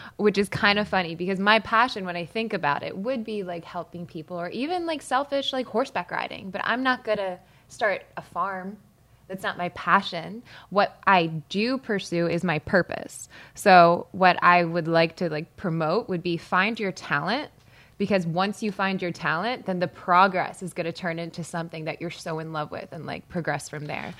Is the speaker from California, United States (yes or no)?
no; Malvern, Pennsylvania, United States; I'm from Malvern, Pennsylvania, so prom was like an event there